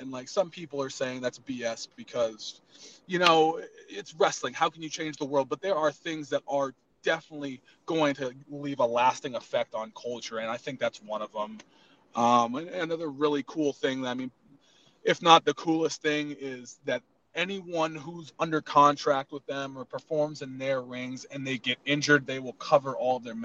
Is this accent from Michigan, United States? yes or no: no; Arizona, United States; moved away as an adult; now in Massachusetts, United States; I'm from Arizona